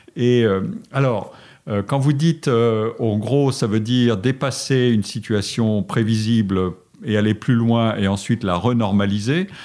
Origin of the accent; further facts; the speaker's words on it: Forbach, Grand Est, France; moved away; je suis né en Lorraine, dans une ville de la frontière allemande qui s'appelait Forbach, et j'étais très heureux euh, à Forbach.